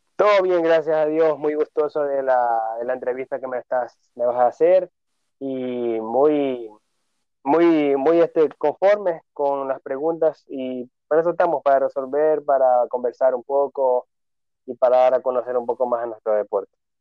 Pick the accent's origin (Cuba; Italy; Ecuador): Ecuador; Ventanas, Los Ríos; also born or lived in Babahoyo; soy acá residente de la provincia de Los Ríos, en el cantón Ventanas.